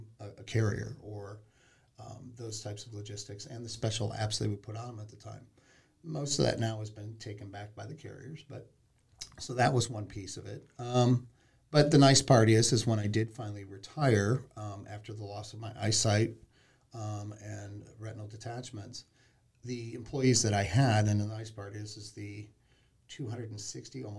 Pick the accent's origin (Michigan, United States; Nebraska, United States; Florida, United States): Michigan, United States; Ann Arbor; I grew up in the Ann Arbor area